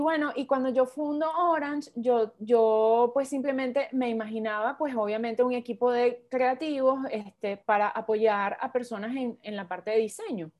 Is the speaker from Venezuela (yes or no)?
yes; Venezuela; soy venezolana